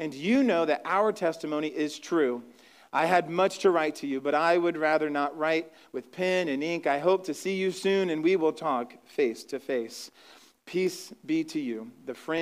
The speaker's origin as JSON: {"language": "English", "region": "Ohio", "country": "United States", "moved": "yes", "said": "I'm from Ohio, I'm from the Midwest"}